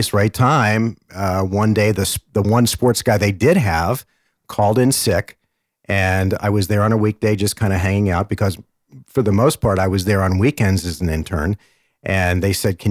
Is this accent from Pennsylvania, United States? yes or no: no; Washington, District of Columbia, United States; also born or lived in Georgia; now in Arizona, United States; I grew up in Washington, D.C., was a huge Redskins fan